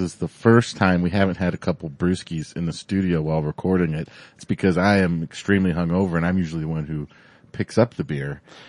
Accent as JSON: {"language": "English", "town": "Golden", "region": "Colorado", "country": "United States", "said": "I'm from Golden"}